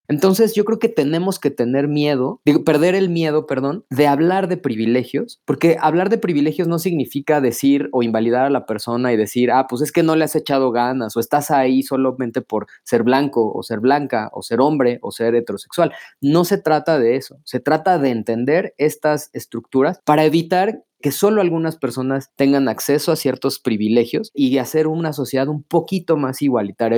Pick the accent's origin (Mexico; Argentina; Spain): Mexico